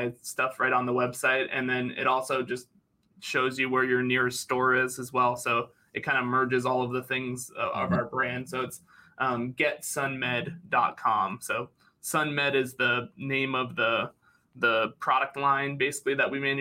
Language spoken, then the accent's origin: English; Northeast, United States; moved away as an adult; also born or lived in Florida; I'm from the Northeast originally